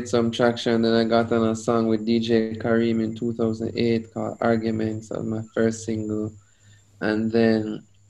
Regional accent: Saint Elizabeth, Jamaica; also born or lived in Manchester, Jamaica; I was born in St. Elizabeth, west side of Jamaica, very rural area.

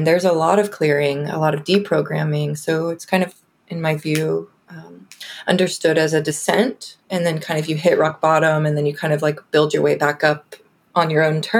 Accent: Houston, Texas, United States; moved away as an adult; now in Austin, United States; I'm from North Houston originally. Always been in Texas, but I came here for school at UT in 2007, and I've just been here since.

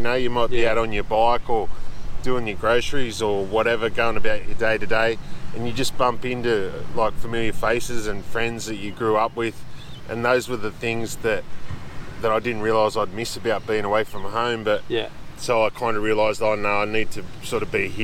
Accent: Sydney, New South Wales, Australia; also born or lived in South Stradbroke Island, Queensland; Born and raised in the Sutherland Shire, around Cronulla

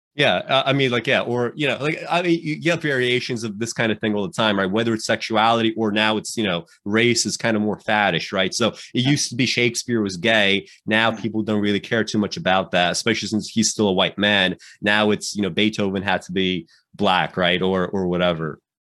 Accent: New York City, New York, United States; I grew up in New York City uh, uh, in the 90s and the 2000s and, and the 2010s

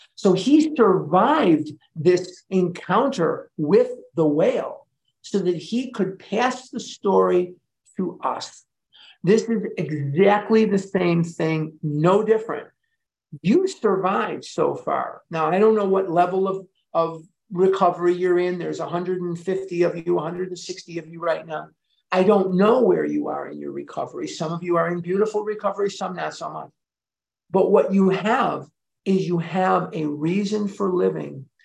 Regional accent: Chicago, Illinois, United States; I was born and raised in Chicago

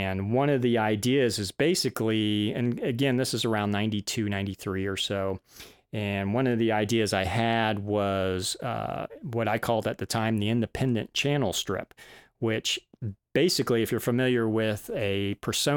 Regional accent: Florida, United States; also born or lived in Boston / Georgia; ended up back in Florida for a little while. That's my home. I'm from Florida

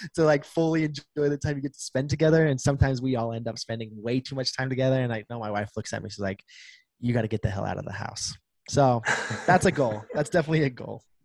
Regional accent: Preston, Idaho, United States; now in St. George, United States; my hometown is right on the border of Idaho and Utah. Uh, like I'm on the Idaho side, obviously, but it's literally like five minutes into Idaho

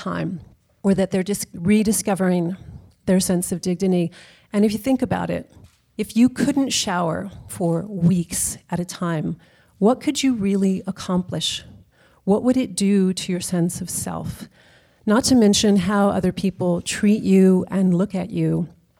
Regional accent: Texas, United States; now in San Francisco, United States; I am from Texas, where May is a very common middle name

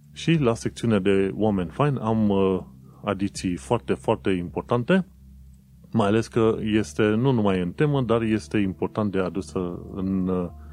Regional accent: Romania; moved away as an adult; now in London, United Kingdom; că sunt din România, că sunt străin

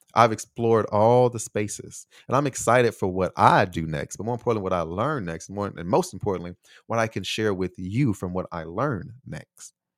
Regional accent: United States; moved away as an adult; also born or lived in Taiwan; here in my home country

